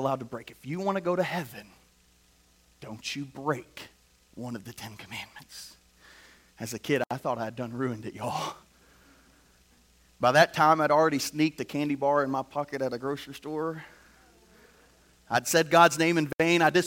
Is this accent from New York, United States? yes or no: no; Indiana, United States; moved away; I grew up in Indiana